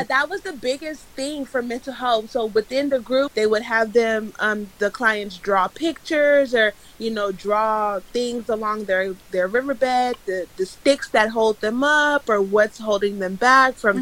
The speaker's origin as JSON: {"language": "English", "country": "Nigeria", "said": "I'm Nigerian"}